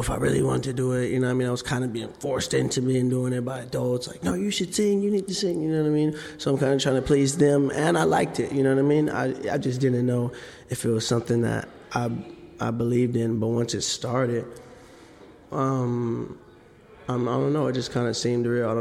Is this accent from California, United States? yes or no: yes; Sacramento, California, United States; moved away; also born or lived in Atlanta; I grew up in Sacramento, Oak Park